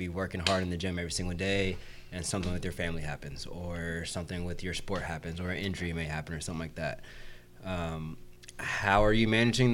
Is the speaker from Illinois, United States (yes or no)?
no; Southern California, United States; now in Orlando, United States; that's where I live right now. I'm from Southern California